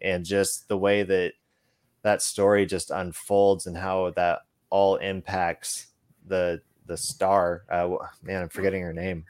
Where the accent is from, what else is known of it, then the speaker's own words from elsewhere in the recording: Boise, Idaho, United States; moved away; I'm originally from the Boise, Idaho area